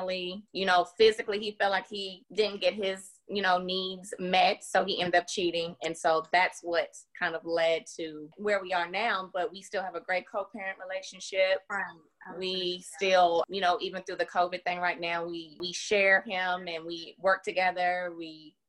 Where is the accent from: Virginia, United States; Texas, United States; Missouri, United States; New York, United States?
Virginia, United States; now in Nashville, United States; I have been in Nashville, Tennessee for the last 20-something years, originally from Virginia